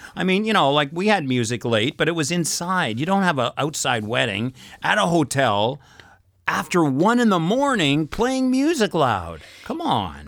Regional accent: Canada; I come from Canada.

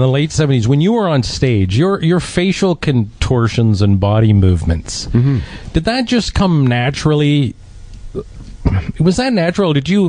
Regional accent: Toronto, Ontario, Canada; I grew up in Scarborough.

